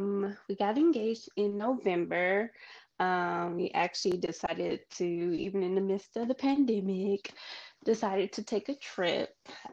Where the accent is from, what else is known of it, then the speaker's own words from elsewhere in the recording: Atlanta, Georgia, United States; I am from Atlanta. I will always rep Atlanta